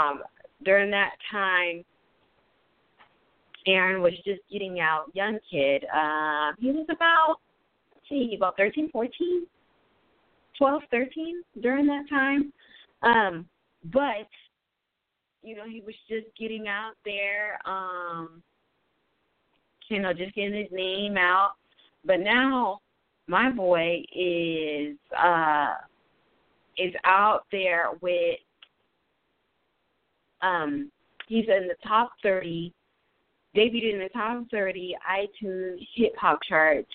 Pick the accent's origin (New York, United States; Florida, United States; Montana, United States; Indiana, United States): Florida, United States; Palm Beach; Florida, my hometown, Palm Beach.